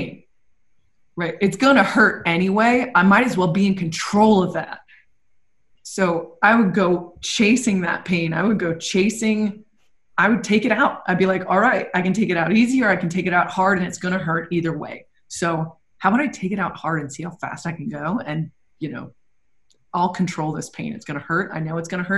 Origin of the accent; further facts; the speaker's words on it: New England, United States; growing up in New England